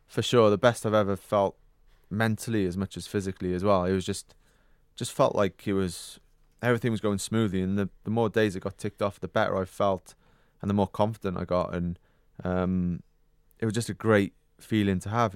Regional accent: Wales, United Kingdom; being British and, and Welsh

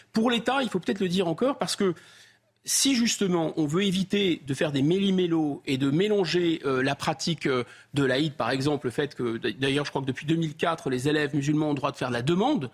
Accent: France; je suis français

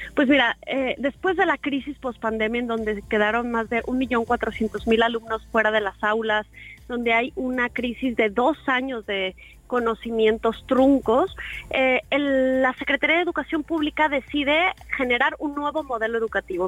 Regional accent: Mexico City, Mexico; moved away; also born or lived in Jalisco; viví aquí mucho tiempo, pero en realidad soy chilanga

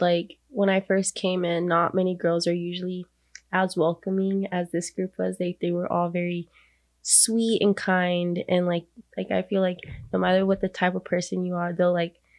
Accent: Texas, United States; now in Kansas, United States; I'm from Texas.

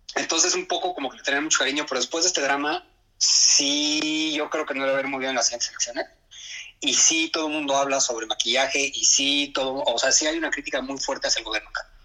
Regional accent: Mexico; moved away as an adult; now in Nagoya, Japan; estoy yo que de México

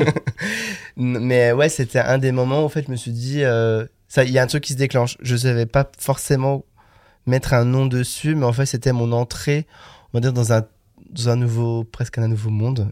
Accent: Le Creusot, Bourgogne-Franche-Comté, France; j'ai grandi euh, en pleine Bourgogne, plus précisément en Saône-et-Loire, donc dans une petite ville de 20 000 habitants, donc le Creusot

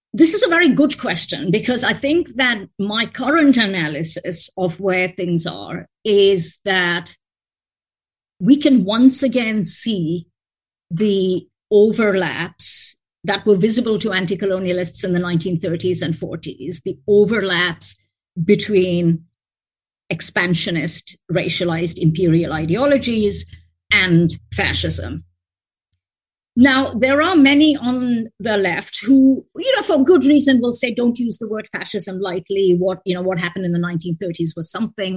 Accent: India; moved away; as an Indian, when I go home

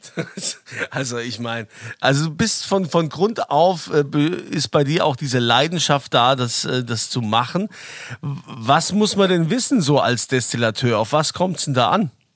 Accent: Germany; bei uns in Deutschland

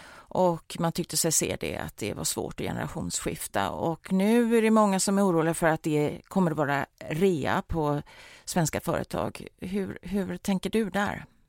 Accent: Gothenburg, Västra Götaland, Sweden; vi är ju göteborgare

